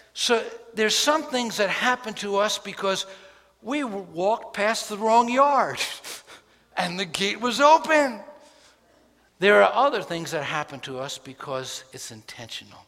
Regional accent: New York City, New York, United States; When I grew up in New York City, we had an alley and we actually had a yard

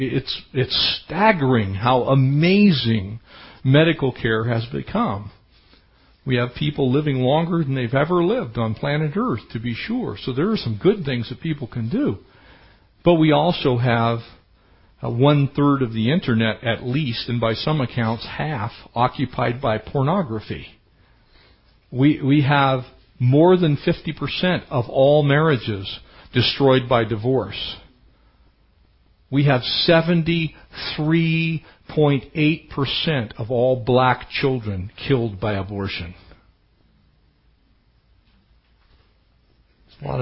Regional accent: United States; I am as American gets.

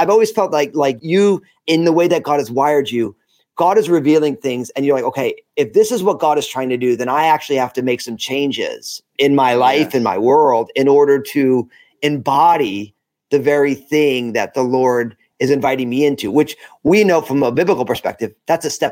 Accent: New Jersey, United States; we were culturally Catholic, but we're all Italian from New Jersey

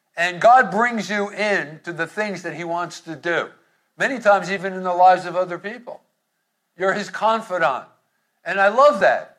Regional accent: Hoboken, New Jersey, United States; growing up in Hoboken

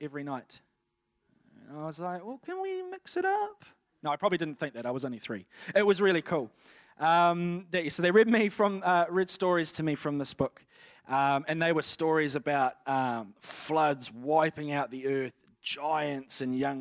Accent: Napier, Hawke's Bay, New Zealand; I was born in Napier on the 1st of April, 1988, in the afternoon

